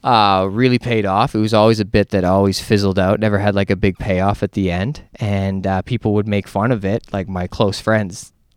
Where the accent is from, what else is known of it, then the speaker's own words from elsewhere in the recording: Canada; I'm a headliner from Canada